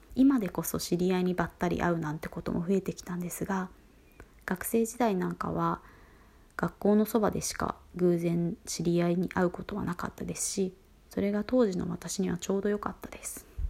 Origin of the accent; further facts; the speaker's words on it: Fukuoka, Japan; moved away as an adult; now in Tokyo, Japan; 私は福岡県の出身で高校卒業後進学を機に上京しています